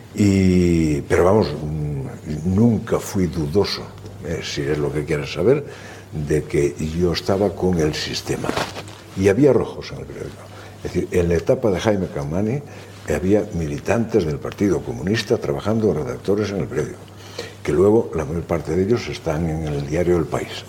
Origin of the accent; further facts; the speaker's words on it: Pol, Galicia, Spain; now in Madrid, Spain; Mis primeros tiempos en esta vida son de un niño de aldea, de hijo de padres agricultores